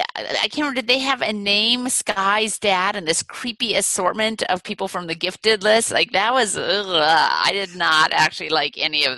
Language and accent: English; Wisconsin, United States; So it's not really my hometown, but it's still my home state.